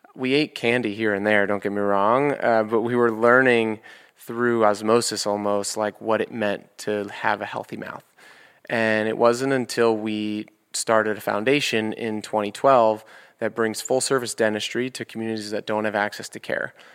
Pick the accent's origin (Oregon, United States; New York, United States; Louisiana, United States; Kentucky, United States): New York, United States; New York City; I grew up in New York, and my dad's office is on seventy-third and Fifth Avenue.